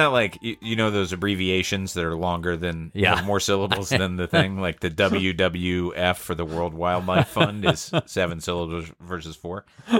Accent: the South, United States; I'm from the South, I would do whatever whatever my wife wanted to do.

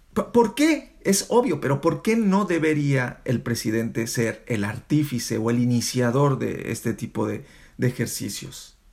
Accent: Mexico; moved away; also born or lived in Europe; nosotros como periodistas mexicanos que estamos en Europa

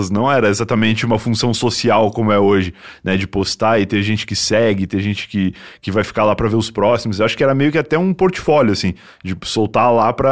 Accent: Rio Grande, Rio Grande do Sul, Brazil; now in São Paulo, Brazil; sou de Rio Grande, que é bem no sul.

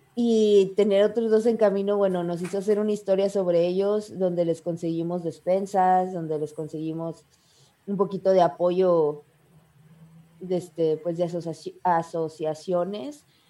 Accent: Mexico; soy una chica de México, de un pueblito de Mazaltillo

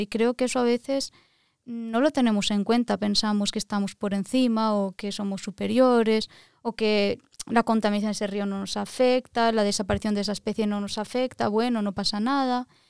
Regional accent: Valencia, Valencian Community, Spain; moved away as an adult; also born or lived in Lisbon, Portugal; now in Norway; soy de Valencia, España

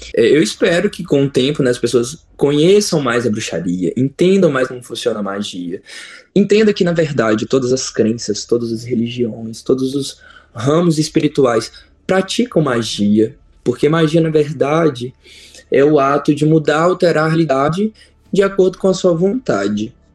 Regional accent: São Sebastião do Rio Preto, Minas Gerais, Brazil; moved away; also born or lived in Belo Horizonte; Eu morava no interior, sou do interior é, de Minas, eu sou de São Sebastião do Rio Preto, é uma cidade perto de Itabira

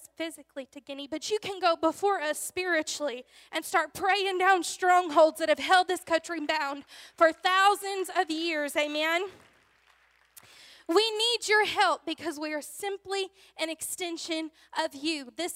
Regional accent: Louisiana, United States; I am from Louisiana

